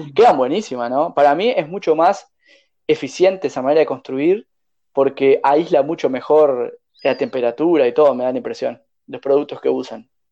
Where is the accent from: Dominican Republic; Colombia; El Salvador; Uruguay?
Uruguay; moved away as an adult; also born or lived in Chile; pensaban que yo era uruguayo, soy uruguayo